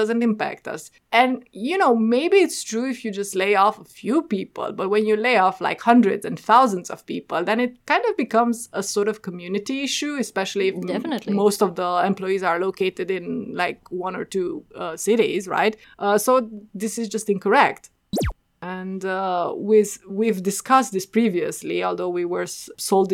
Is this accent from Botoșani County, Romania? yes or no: no; Oradea, Bihor County, Romania; a regional airline with its base in my hometown